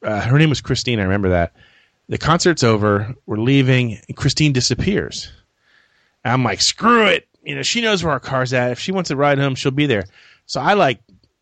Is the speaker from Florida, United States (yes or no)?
yes; Tampa, Florida, United States; I was from Tampa Bay